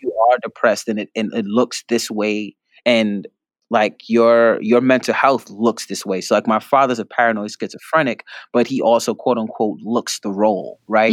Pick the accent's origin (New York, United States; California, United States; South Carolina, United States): New York, United States; New York City; growing up in the Bronx, I go to public school in the Bronx